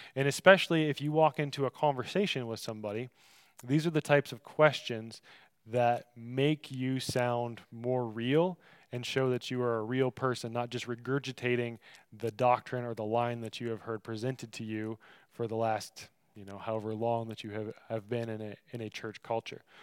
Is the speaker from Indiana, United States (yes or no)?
no; Michigan, United States; I come from Michigan, so a fizzy soda fountain drink is called pop to us